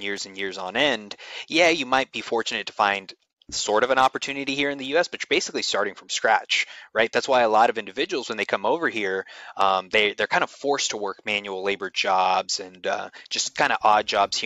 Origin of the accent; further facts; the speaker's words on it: Houston, Texas, United States; I was born in 1996 in the Southwest Houston area, and I basically lived there the entirety of my life up until about 6-7 months ago